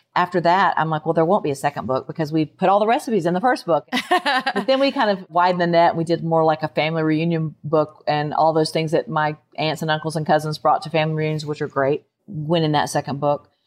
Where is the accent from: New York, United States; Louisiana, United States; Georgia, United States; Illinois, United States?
Georgia, United States; moved away as an adult; now in Nashville, United States; I grew up in Georgia